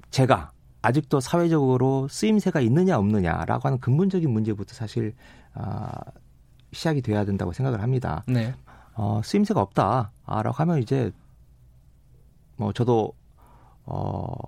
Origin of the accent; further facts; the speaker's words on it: Gunsan, North Jeolla, South Korea; moved away; 어, 제 고향이고